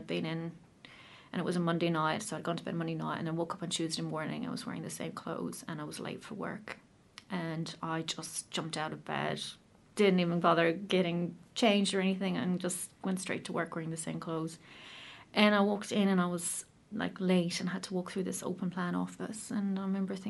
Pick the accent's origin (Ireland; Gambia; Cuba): Ireland; moved away as an adult; now in New Zealand; as you can probably tell from my accent, I'm not from New Zealand originally. I'm from Ireland